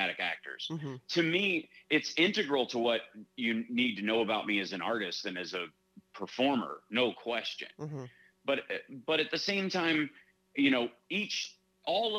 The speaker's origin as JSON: {"language": "English", "region": "Kentucky", "country": "United States", "tie": "born or raised there", "also_born_or_lived": "Chicago", "moved": "yes", "said": "when I grew up in Kentucky, I had kind of a 1940s Woody Allen lifestyle."}